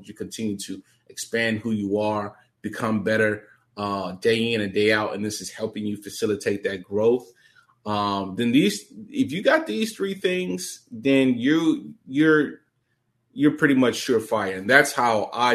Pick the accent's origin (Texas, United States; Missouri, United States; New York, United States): Missouri, United States; St. Louis; I come from St. Louis, impoverished background, Never met my dad, you know, grew up in children's homes